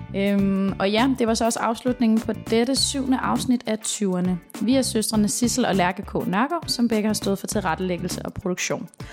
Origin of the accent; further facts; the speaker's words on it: Denmark; vi danskere